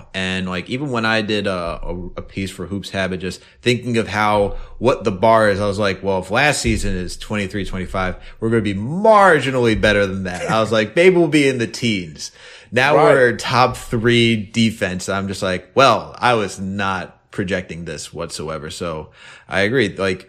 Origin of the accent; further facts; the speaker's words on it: Westchester, New York, United States; I'm from Westchester.